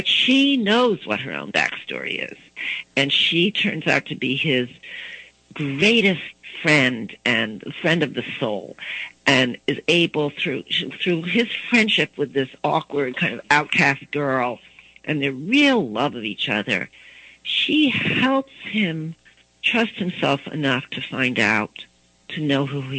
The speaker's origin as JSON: {"language": "English", "region": "East Coast", "country": "United States", "tie": "born or raised there", "also_born_or_lived": "Baton Rouge, Louisiana", "said": "I grew up on the East Coast. My husband's from the East Coast. We had three children when we were living in Washington, D.C., but then we moved to Baton Rouge, Louisiana, which is the Deep South"}